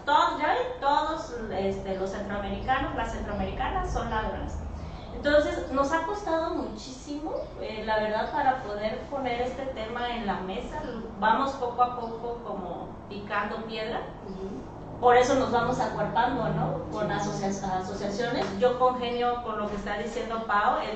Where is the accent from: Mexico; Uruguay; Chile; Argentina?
Mexico; nosotras como mexicanas